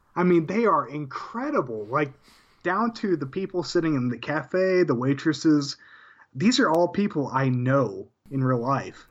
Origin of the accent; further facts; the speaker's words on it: Amarillo, Texas, United States; also born or lived in Canyon, Texas; From, from the Panhandle of Texas